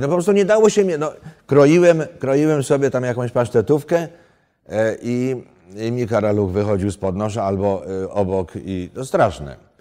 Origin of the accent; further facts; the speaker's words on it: Poland; moved away; ja jestem z gór